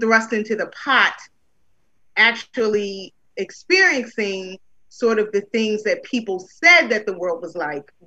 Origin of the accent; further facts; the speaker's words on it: Baltimore, Maryland, United States; moved away as an adult; also born or lived in Charlotte, North Carolina; now in Long Beach, United States; Growing up, I'm from Baltimore, Maryland.